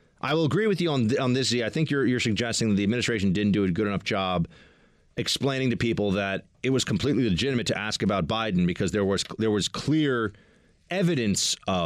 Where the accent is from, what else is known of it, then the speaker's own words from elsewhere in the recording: New York, United States; I'm from New York